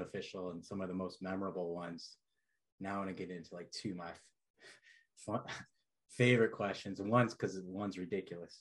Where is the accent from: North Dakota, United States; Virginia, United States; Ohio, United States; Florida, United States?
Ohio, United States; I'm from Ohio